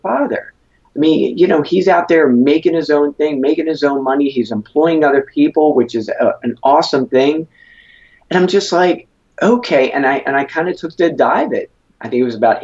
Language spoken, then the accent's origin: English; Philadelphia, Pennsylvania, United States; born and raised in Philadelphia over 39 years